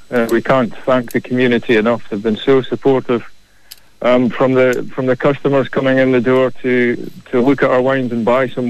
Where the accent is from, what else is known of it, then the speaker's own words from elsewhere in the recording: Scotland, United Kingdom; moved away as an adult; also born or lived in Western Cape, South Africa; now in Kilkenny, Ireland; Yeah, well, I'm originally from Scotland, but I went down to South Africa in 2012, where I met Gabby. I was in the Western Cape